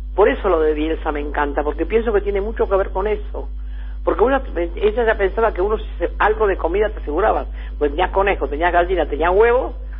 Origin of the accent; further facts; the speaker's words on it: Ensenada, Buenos Aires Province, Argentina; la casa donde yo nací la tiene la, municipalidad de Ensenada